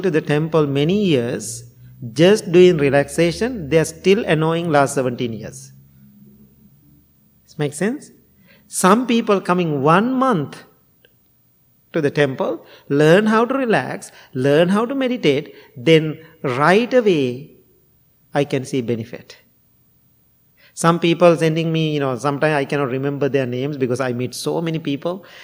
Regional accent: Sri Lanka; English is a second language; now in United States; I'm coming from Sri Lanka

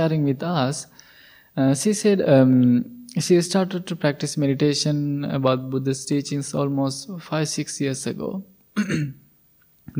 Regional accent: Sri Lanka; moved away as an adult; we, all the monks, we are originally from Sri Lanka

